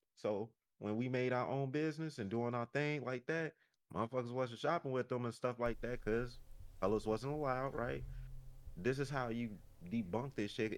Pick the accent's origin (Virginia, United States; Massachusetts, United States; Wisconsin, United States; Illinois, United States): Illinois, United States; Chicago; now in Gurnee, United States; they know I'm from Chicago